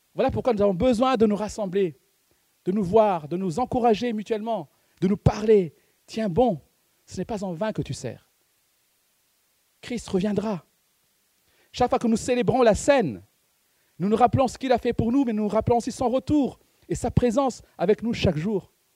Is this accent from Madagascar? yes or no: yes; Madagascar; C'est parce que je suis malgache que je mange du riz